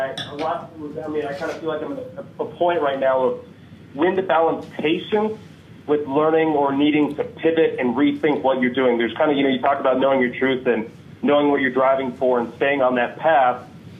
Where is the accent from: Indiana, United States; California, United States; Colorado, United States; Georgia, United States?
Colorado, United States; Denver; I'm from Denver, Colorado.